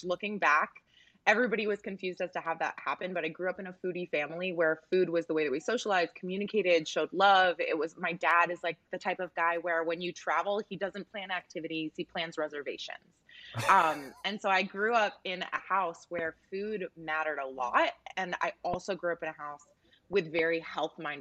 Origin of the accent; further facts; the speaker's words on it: Tennessee, United States; also born or lived in Canada; I was a Canadian kid growing up in the South. I was a brown kid growing up in blonde, blue-eyed Tennessee